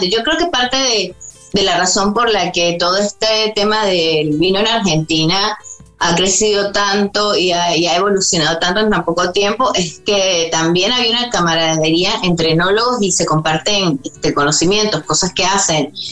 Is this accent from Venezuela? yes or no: yes; Venezuela; moved away